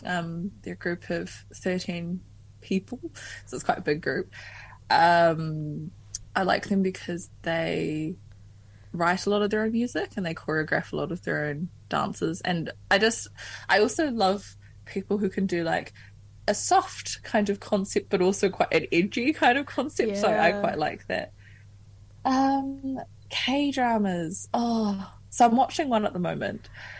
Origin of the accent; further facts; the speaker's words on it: Philippines; This song is called … It means I'm Filipino.